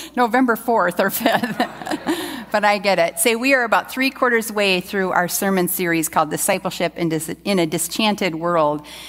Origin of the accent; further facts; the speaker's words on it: United States; as an American